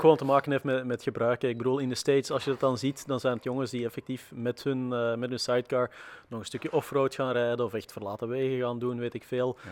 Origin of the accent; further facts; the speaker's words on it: Antwerp, Flanders, Belgium; Ik ben zelf van Antwerpen afkomstig, dat is ook niet zo ver van de grens.